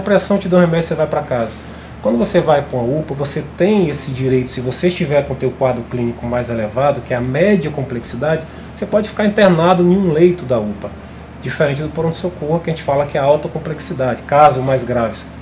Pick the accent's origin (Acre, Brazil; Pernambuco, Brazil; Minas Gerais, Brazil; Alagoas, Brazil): Acre, Brazil; Cruzeiro do Sul; moved away; also born or lived in Rio Branco; Eu vou para Cruzeiro do Sul com um coração muito alegre, até porque é minha terra natal